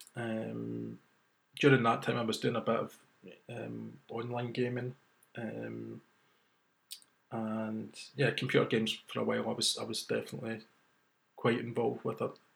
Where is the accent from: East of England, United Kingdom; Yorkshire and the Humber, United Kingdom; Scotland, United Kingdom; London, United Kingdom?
Scotland, United Kingdom; Glasgow; my hometown of Glasgow